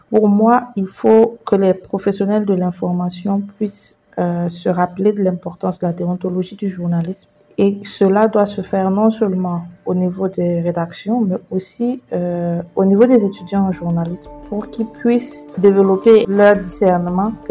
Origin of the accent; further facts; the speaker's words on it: Burkina Faso; Euh, je suis … journaliste euh, burkinabé, je viens du Burkina Faso.